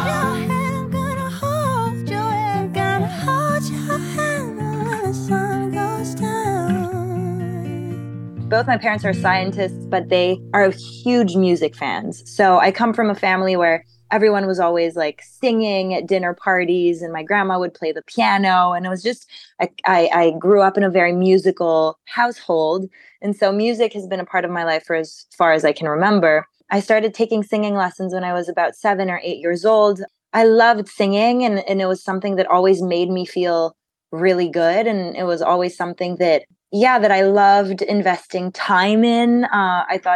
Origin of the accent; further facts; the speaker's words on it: Montreal, Quebec, Canada; I was born and raised in Montreal. I'm French Canadian